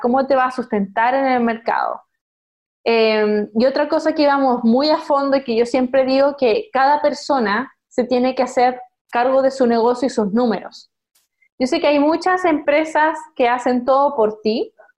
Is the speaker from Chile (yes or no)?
yes; Concepción, Biobío, Chile; moved away; also born or lived in China; yo nací en Concepción